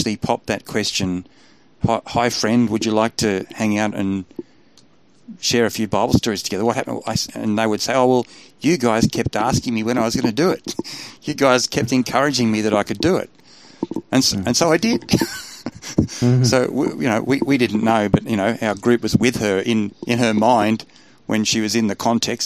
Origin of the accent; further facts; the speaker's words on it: Australia; I'm an Aussie